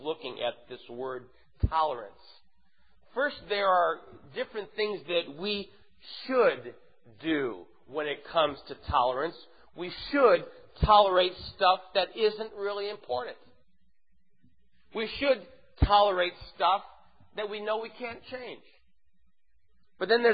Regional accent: St. Louis, Missouri, United States; moved away; I'm from St. Louis.

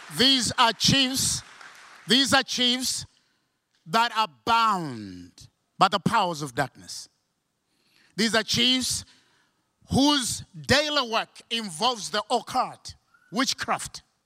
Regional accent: Malawi

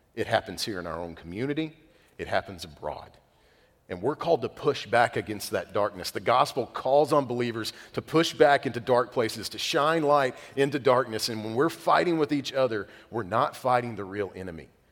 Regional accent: United States; being American

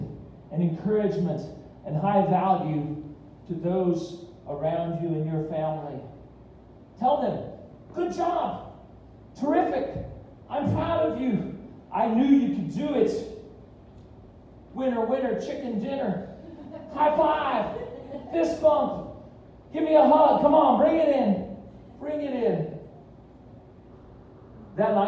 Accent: Fillmore, United States; moved away; I went back to my hometown of Fillmore

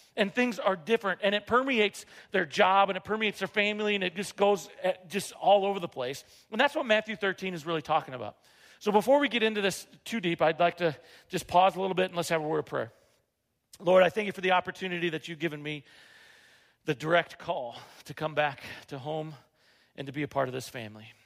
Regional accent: Rapid City, South Dakota, United States; moved away as an adult; I grew up here in Rapid City

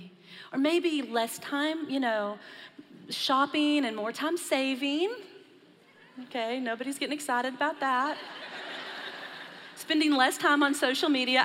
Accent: Texas, United States; I was born and raised in Texas, so I'm probably a little more accustomed to the heat

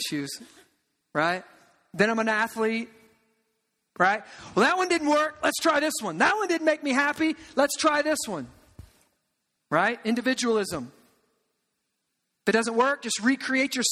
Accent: United States; moved away as an adult; also born or lived in Omaha, Nebraska; I'm from the Quad Cities, and I'm in Omaha

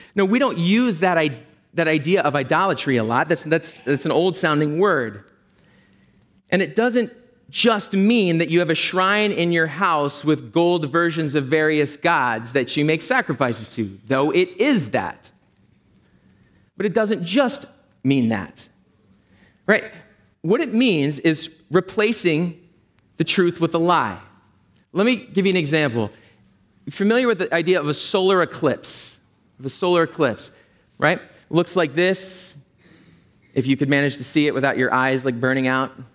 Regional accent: Philadelphia, Pennsylvania, United States; also born or lived in Berkeley, California; I'm from Philadelphia.

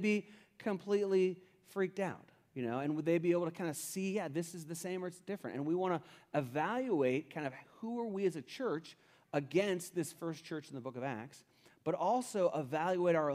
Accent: Cincinnati, Ohio, United States; I grew up in Cincinnati, Ohio, and I grew up in the 70s when I was elementary age

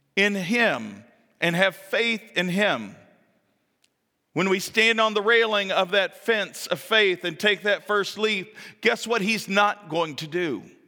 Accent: the South, United States; moved away; I come from the South

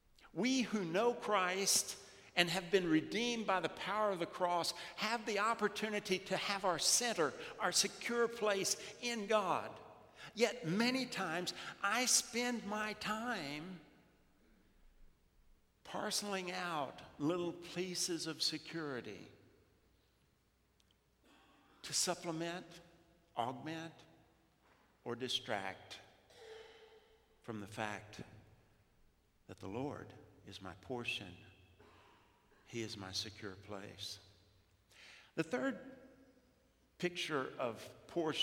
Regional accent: South Louisiana, United States; growing up in South Louisiana

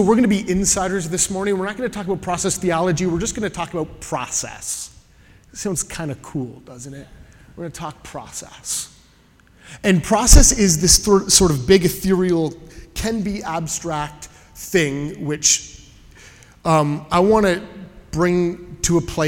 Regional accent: Canada; now in Southern California, United States; I am a Canadian in exile

